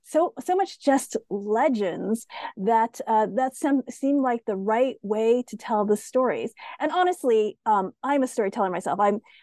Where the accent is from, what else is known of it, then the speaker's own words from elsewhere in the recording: United States; as I said, I'm Asian American.